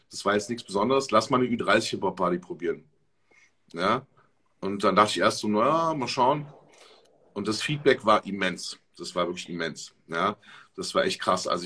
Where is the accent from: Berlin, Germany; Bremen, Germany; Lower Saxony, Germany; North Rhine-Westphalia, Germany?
Berlin, Germany; also ich komme ja aus Berlin und habe auch schon äh, viele, viele Jahre, ich mache seit über zehn Jahren Events in Berlin.